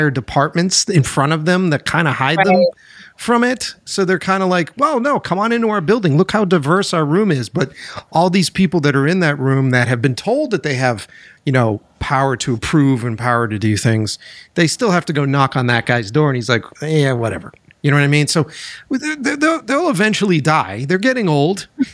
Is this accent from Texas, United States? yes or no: no; Boston, Massachusetts, United States; moved away as an adult; I'm originally from Boston